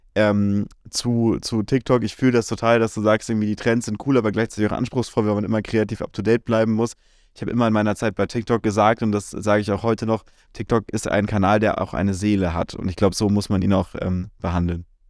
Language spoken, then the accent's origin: German; Germany; bei uns in Deutschland